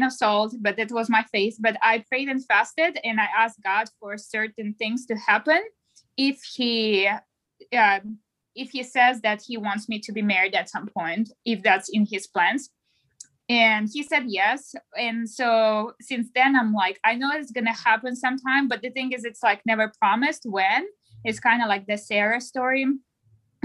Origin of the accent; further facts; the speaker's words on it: Russia; English is a second language; moved away as an adult; I am originally from Russia, as you can hear my accent. I moved in 2015